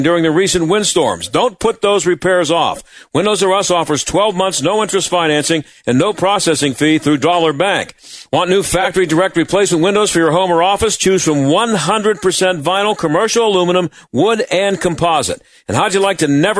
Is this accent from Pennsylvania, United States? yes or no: yes; Pittsburgh, Pennsylvania, United States; having worked in sports and worked in my hometown